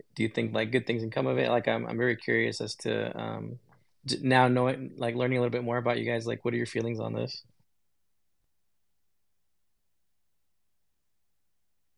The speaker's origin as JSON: {"language": "English", "country": "United States", "tie": "born or raised there", "said": "I was born here in the United States"}